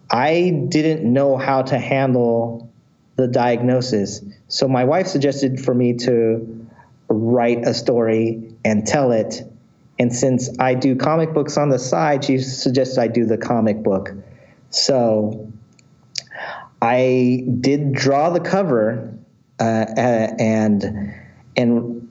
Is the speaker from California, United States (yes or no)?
yes; San Diego, California, United States; also born or lived in Valencia, California; I was born and raised in San Diego